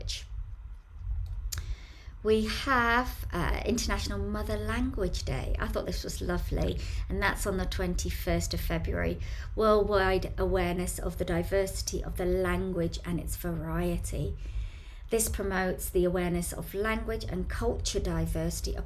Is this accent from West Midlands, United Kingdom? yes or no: no; Bromley, London, United Kingdom; in Bromley here in the town centre